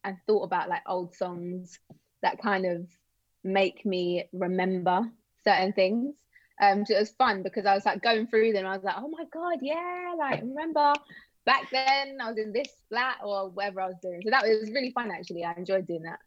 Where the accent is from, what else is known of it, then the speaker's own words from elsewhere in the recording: London, United Kingdom; also born or lived in Bournemouth; the first like couple of years of my life, I grew up in Bournemouth, which is again, really random. And then when I was little, I moved to London